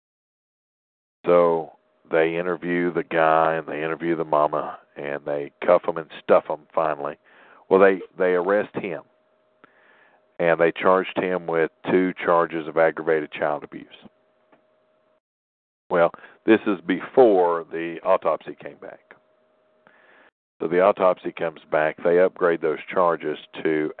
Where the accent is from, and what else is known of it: Tennessee, United States; born or raised there